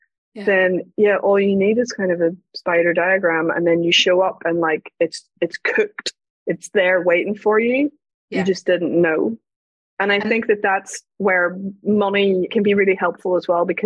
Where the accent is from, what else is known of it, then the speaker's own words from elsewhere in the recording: Northern Ireland, United Kingdom; I grew up in Northern Ireland during the Troubles